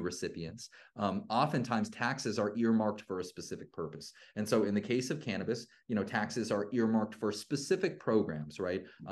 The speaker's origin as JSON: {"language": "English", "region": "California", "country": "United States", "said": "a Californian who's lived here most of my life"}